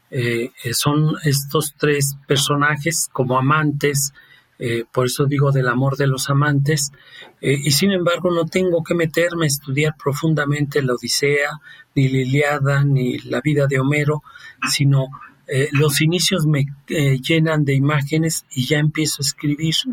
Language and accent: Spanish; Rome, Lazio, Italy; Spanish is a second language; now in Toluca, Mexico; y yo siendo italiano, eh, él en Florencia y yo en Roma